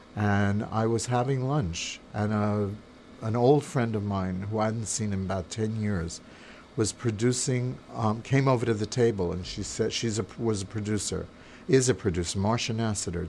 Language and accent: English; New York, United States; I grew up in New York. I'm from New York